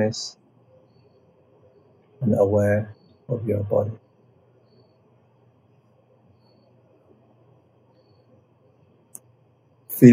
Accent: Nepal; I'm coming from Nepal side

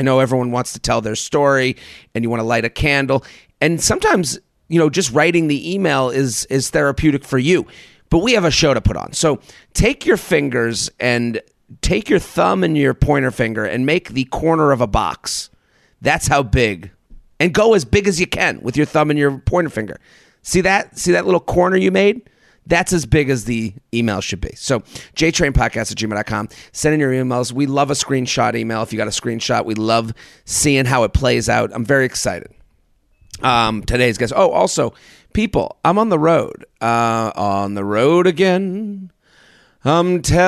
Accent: Massachusetts, United States; my home state of Massachusetts

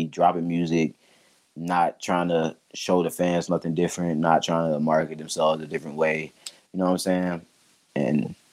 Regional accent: Atlanta, Georgia, United States; me being from Atlanta

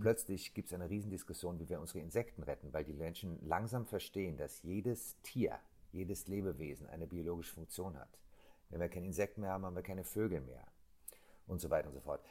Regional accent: Germany; ich bin am Rhein groß geworden.

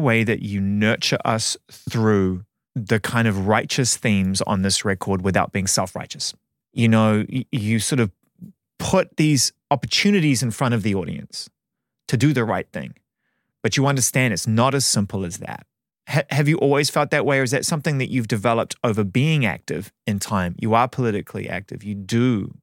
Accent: Auckland, New Zealand; when I was a kid, my mum took me to the cinema in Auckland

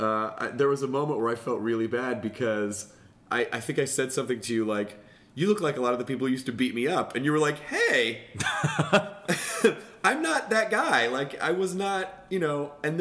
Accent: Memphis, Tennessee, United States; But I grew up in Memphis, right when... Wrestling became it was just about to make the transition from local public access is what it looked like.

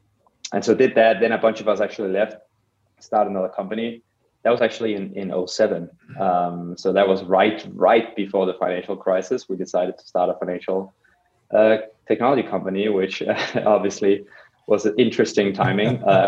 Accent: Copenhagen, Capital Region of Denmark, Denmark; So personally, I grew up in Copenhagen in Denmark, and took a very early interest in design

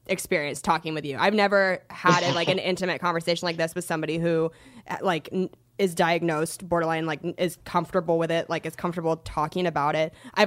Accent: Washington, United States; also born or lived in Seattle; I'm from Washington State and, you know, lived in Seattle for like almost 5 years

